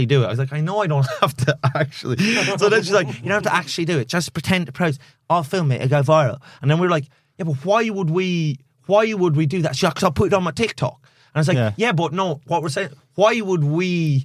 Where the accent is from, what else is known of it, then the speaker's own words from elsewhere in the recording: Ireland; I'm like, love being Irish